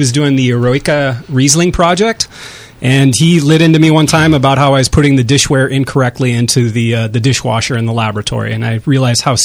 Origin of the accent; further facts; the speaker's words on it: Walla Walla, Washington, United States; I grew up around Walla Walla, which a lot of people know for the quality of wine out there